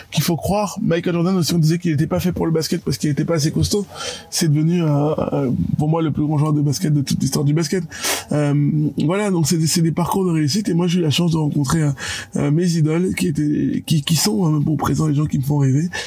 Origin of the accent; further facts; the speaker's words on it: Yaoundé, Centre, Cameroon; je raconterai à tout le monde, les gars, je suis parti de Yaoundé, j'ai réussi à faire ça.